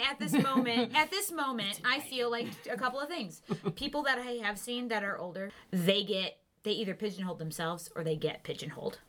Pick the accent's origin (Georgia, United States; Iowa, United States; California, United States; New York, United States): Iowa, United States; Dubuque; because I grew up in Dubuque